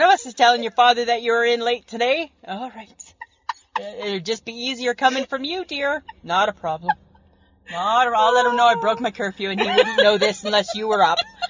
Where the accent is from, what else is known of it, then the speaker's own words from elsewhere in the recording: Barrie, Ontario, Canada; back where we grew up in Barrie, Ontario